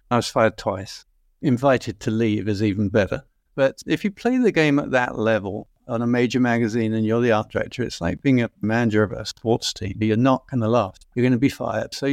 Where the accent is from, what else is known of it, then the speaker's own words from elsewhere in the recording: London, United Kingdom; Well, yes. Yes, West London. Uh, it was quite near Heathrow. It was a very quiet, sleepy town, to be quite frank.